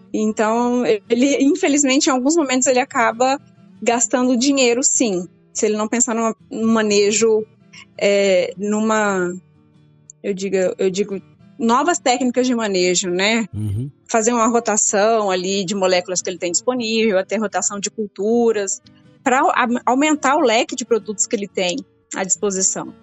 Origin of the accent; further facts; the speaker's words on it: Brazil; nós brasileiros